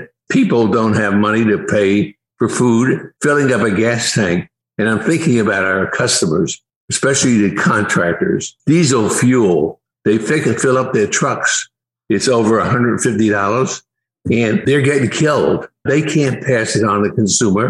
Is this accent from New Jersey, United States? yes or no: yes; Newark, New Jersey, United States; I grew up in Newark, New Jersey